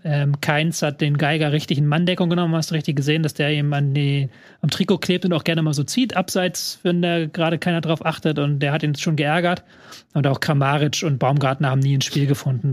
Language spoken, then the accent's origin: German; Hamburg, Germany; meine Heimatstadt Hamburg